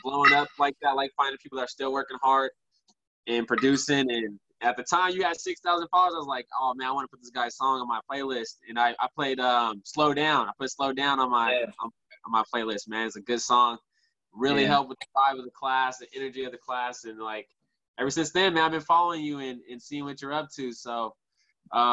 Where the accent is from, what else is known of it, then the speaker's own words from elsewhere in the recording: Richmond, California, United States; I grew up in Richmond